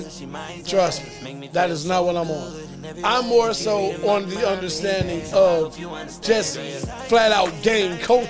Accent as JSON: {"language": "English", "town": "Chicago", "region": "Illinois", "country": "United States", "said": "why would I say what I'm saying from Chicago with the movement in something that originates in California to somebody who was raised in Virginia?"}